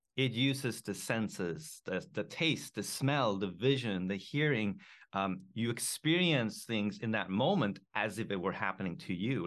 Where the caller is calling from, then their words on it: Japan; I am calling in from Japan